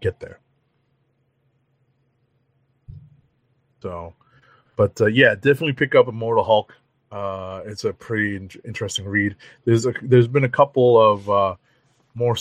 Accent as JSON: {"language": "English", "town": "New York City", "region": "New York", "country": "United States", "tie": "born or raised there", "said": "as a New Yorker, as a native New Yorker"}